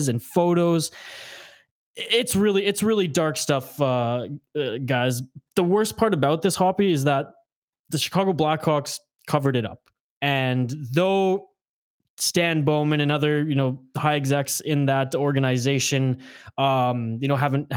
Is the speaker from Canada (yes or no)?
yes; Prince George, British Columbia, Canada; we grew up in Northern BC. in, like my family, cold ass Prince George